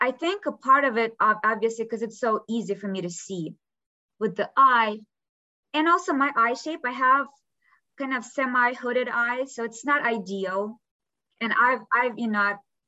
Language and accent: English; Kyiv, Ukraine; English is a second language; moved away as an adult; now in Los Angeles, United States; I grew up in Kiev